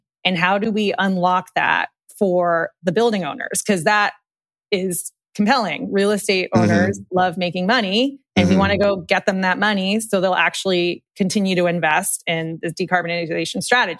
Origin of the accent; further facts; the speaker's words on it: Massachusetts, United States; I moved around a lot, but most of my like childhood was in the Boston area, and we lived in like a really like rural leafy town spent my summers outside in Maine.